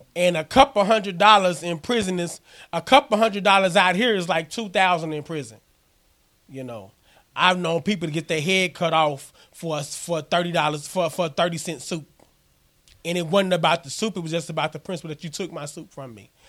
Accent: Missouri Bootheel, United States; moved away; also born or lived in Arkansas; I'm originally from Missouri. I'm a boot heel

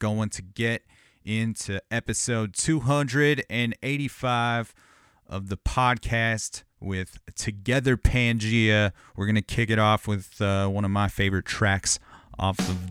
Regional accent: Riverside, California, United States; I grew up in Southern California, like in the Inland Empire, Riverside area

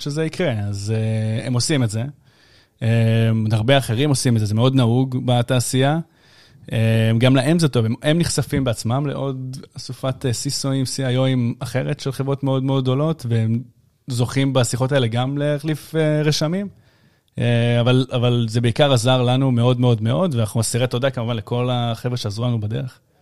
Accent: Ashdod, Southern District, Israel; אני מאשדוד

